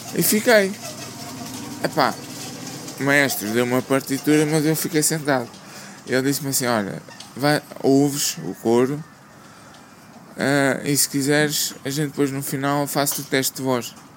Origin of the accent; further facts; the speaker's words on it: Lisbon, Portugal; sou aqui da zona de Lisboa